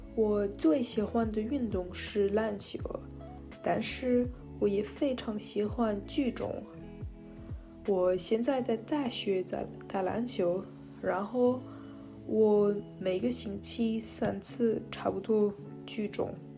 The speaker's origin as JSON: {"language": "Chinese", "country": "France", "also_born_or_lived": "Shanghai, China", "second_language": "Chinese", "said": "我二十一岁，和我是法国人。我在上海住了四年，所以我开设了学习汉语。但是因为我怀赖了法国，我现在没那么多机会用中文"}